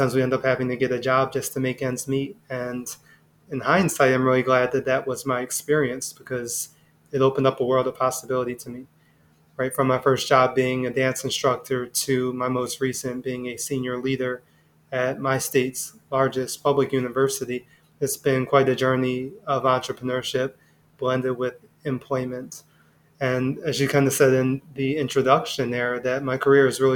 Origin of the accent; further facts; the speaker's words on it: Philadelphia, Pennsylvania, United States; I'm born and raised in Philadelphia